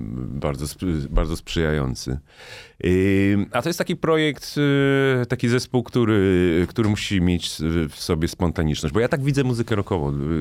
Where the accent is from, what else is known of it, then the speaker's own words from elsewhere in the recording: Warsaw, Masovian Voivodeship, Poland; pochodzę z Ursynowa, czyli takiej części Warszawy